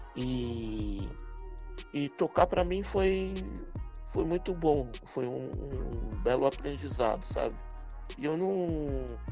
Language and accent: Portuguese; São Paulo, Brazil; eu vim do centro de São Paulo, ali no bairro do Bexiga, nascido e criado ali. Hoje moro na Zona Sul